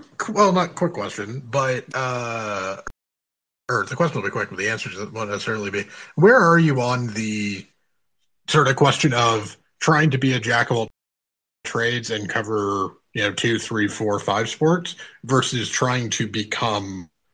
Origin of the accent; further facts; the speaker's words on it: Canada; I'm Canadian